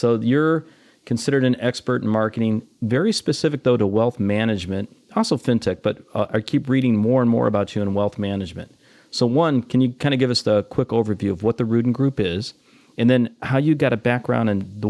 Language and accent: English; Detroit, Michigan, United States; moved away; my hometown, which would be Motown, Detroit